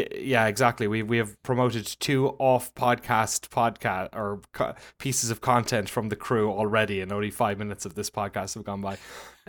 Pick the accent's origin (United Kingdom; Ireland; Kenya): Ireland; it was kind of a podcast because I'm Irish.